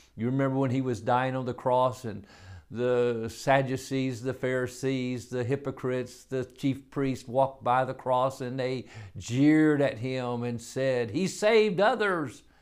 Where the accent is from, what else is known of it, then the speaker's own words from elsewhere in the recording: United States; I'm an American.